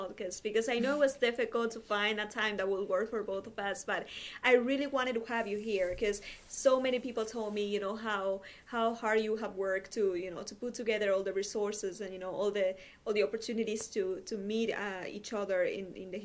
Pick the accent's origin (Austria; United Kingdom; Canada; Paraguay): Paraguay; English is a second language; now in United States; I'm originally from Paraguay, but I go to school in the U.S.